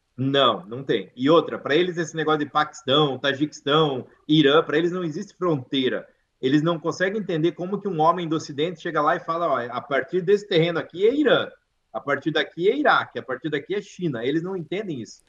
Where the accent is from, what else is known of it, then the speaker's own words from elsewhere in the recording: Brazil; moved away as an adult; also born or lived in Idaho, United States; now in United States; eu nasci no Brasil, não nasci aqui